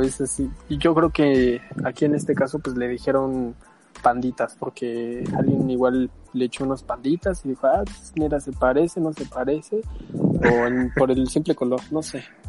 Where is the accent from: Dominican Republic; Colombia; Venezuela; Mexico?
Mexico; Mexico City; also born or lived in Irapuato, Guanajuato; Desde pequeño me vine a vivir acá en la Ciudad de México.